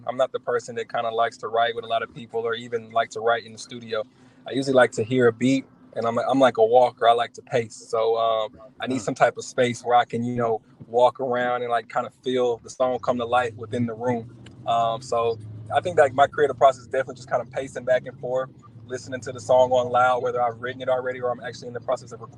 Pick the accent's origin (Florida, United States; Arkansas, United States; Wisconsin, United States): Arkansas, United States; Little Rock; now in Dallas, United States; So I'm from Little Rock, Arkansas.